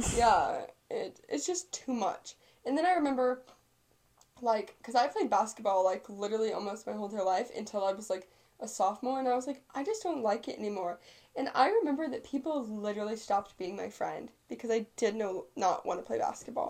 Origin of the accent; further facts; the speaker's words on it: Viburnum, Missouri, United States; moved away; in my hometown, like my grandparents are f- friends with my friend's grandparents because they went to school together